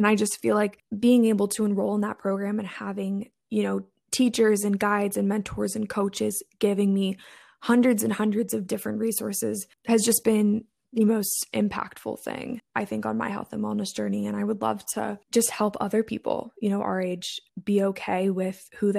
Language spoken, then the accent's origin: English; East Coast, United States; I went to college in the Midwest. I'm from the East Coast of the States.